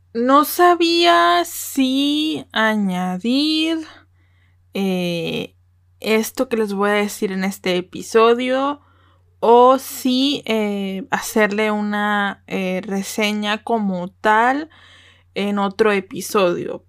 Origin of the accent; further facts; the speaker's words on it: Mexico; como mexicana